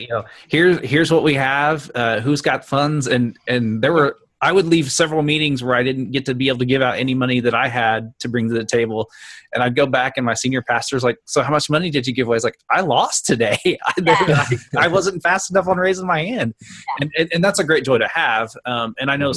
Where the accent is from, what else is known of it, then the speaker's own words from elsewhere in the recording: Oklahoma, United States; I'm born and raised in Oklahoma and have ministered in Oklahoma all my career